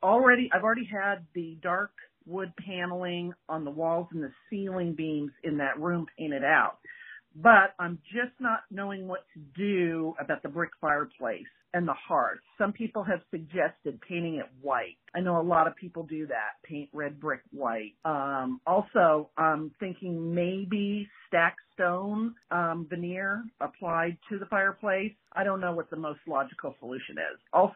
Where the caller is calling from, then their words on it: Los Angeles, California, United States; I'm calling from Los Angeles.